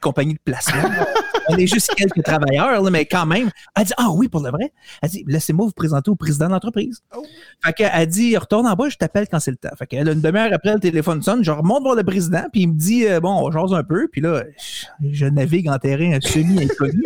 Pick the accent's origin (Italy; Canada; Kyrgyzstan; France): Canada; Montreal, Quebec; moi, je suis de Montréal, je reste pas à Calgary